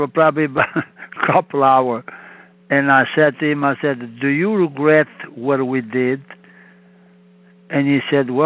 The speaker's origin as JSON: {"language": "English", "country": "Italy", "tie": "born or raised there", "also_born_or_lived": "Montreal, Canada", "second_language": "English", "moved": "as an adult", "said": "I was born in Italy"}